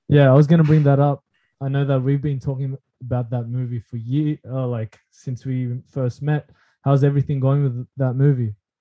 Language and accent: English; Philippines; I'm Filipino